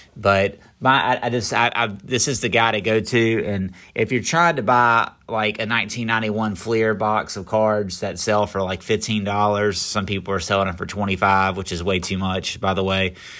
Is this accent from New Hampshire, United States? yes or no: no; Garner, North Carolina, United States; Garner, actually, where I grew up